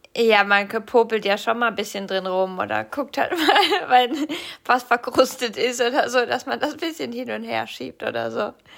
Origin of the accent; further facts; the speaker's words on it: Rhineland-Palatinate, Germany; moved away; also born or lived in Cologne, Germany; Aus der Pfalz, da wo ich herkomme, da sagt man noch Fasching